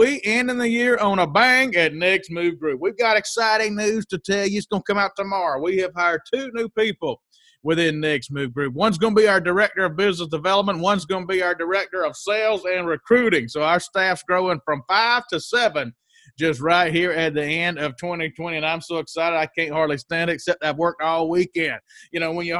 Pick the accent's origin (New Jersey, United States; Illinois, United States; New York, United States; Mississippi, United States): Mississippi, United States; I grew up in Mississippi